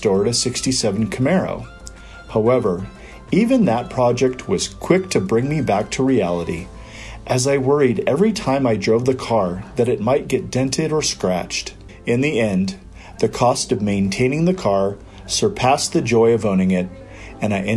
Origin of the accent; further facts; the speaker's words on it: Iowa, United States; moved away; also born or lived in Albuquerque, New Mexico; Growing up in Iowa